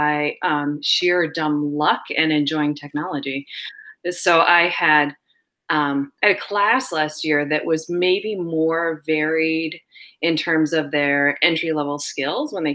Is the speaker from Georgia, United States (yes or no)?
no; Wyoming, United States; moved away as an adult; also born or lived in Massachusetts; now in Vermont, United States; I grew up in Wyoming, kind of took some time off from school and poked around, lived in various places around the world